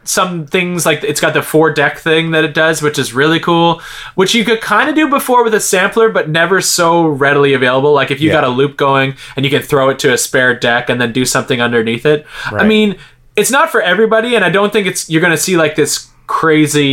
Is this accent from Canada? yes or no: yes; Halifax, Nova Scotia, Canada; moved away as an adult; also born or lived in Montreal; my hometown of Halifax. I think at the time I had already moved to Montreal